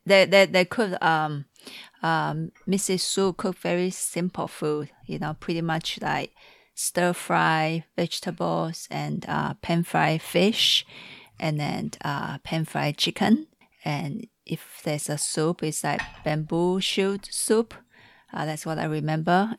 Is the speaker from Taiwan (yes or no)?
yes; Taiwan; now in Seattle, United States; from Taiwan, but in Seattle.